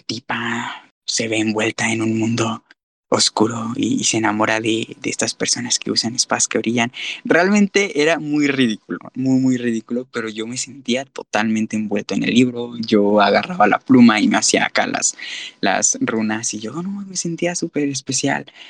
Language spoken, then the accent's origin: Spanish; Guadalajara, Jalisco, Mexico; soy de Guadalajara